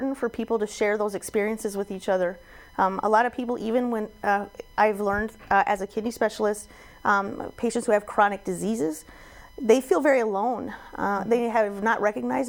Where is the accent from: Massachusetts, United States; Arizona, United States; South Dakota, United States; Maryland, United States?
South Dakota, United States; Watertown; I'm actually from South Dakota originally. I'm Watertown, and I was born and raised here.